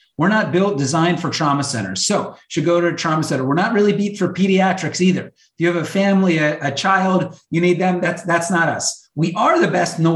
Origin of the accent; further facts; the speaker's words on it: Chicago, Illinois, United States; moved away; I grew up and worked in Chicago for some time